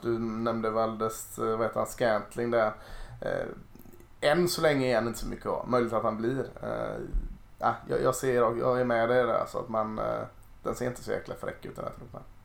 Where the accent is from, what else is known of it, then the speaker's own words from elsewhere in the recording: Gothenburg, Västra Götaland, Sweden; det är jag som är göteborgare